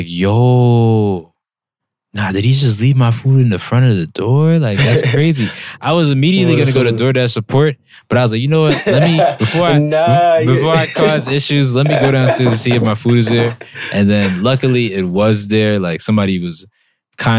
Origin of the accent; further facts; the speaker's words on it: Philadelphia, Pennsylvania, United States; moved away; I'm from the city of Philly